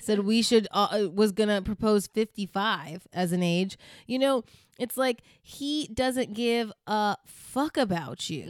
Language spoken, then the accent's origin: English; Virginia, United States; so when we grew up in Virginia, we went to a black church with, y, a black Baptist church, a Southern black Baptist church.